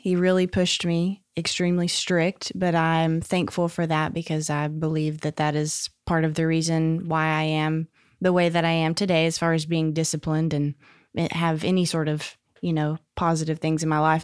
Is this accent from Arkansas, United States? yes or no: yes; Jonesboro, Arkansas, United States; also born or lived in Little Rock; I was born in Little Rock, but at three years old, we moved to Jonesboro, and I was there until I was sixteen. So Jonesboro's where I grew up